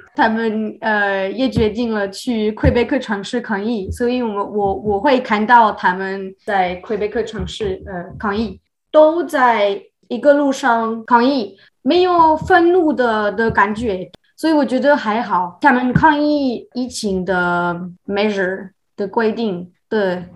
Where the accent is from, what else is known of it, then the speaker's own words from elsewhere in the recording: France; first language French; Chinese is a second language; moved away as an adult; also born or lived in China / Taiwan; now in Montreal, Canada; 我出生的地方就是比较小的农村